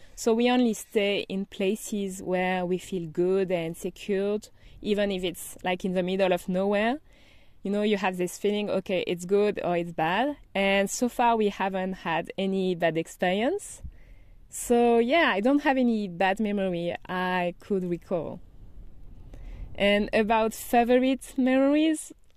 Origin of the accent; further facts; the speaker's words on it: Brittany, France; English is a second language; moved away as an adult; also born or lived in Paris, France / Madrid, Spain; I'm from France, as you might notice. And I grew up in a small town by the Atlantic Ocean in Brittany, Bretagne, in French